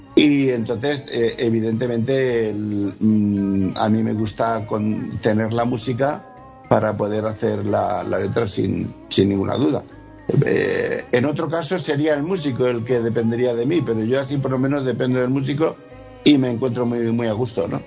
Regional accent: Region of Murcia, Spain; yo soy murciano. Tengo eh, de cuna una eh, cultura flamenca innegable

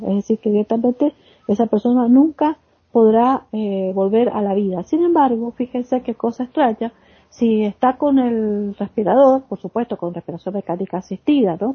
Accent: Argentina; mi país, por ejemplo en Argentina

